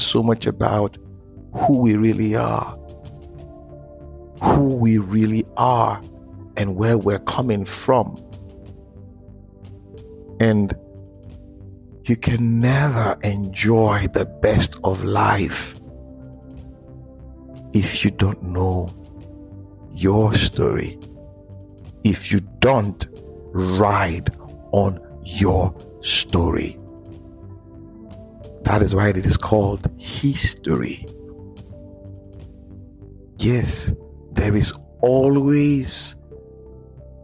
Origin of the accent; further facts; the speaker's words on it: Nigeria; in Africa, in Nigeria, because I'm a Nigerian, we have a huge heritage